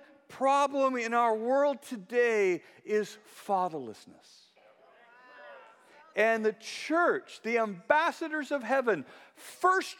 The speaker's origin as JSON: {"language": "English", "region": "California", "country": "United States", "said": "I'm from California"}